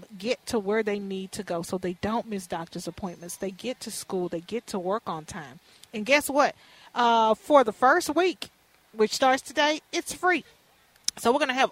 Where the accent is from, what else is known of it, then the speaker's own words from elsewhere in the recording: Houston, Texas, United States; now in Minneapolis, United States; when I was a little girl growing up in Fifth Ward in Houston